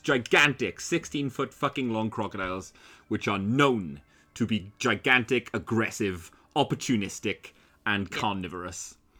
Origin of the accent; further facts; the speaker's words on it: Wales, United Kingdom; I'm from fucking Wales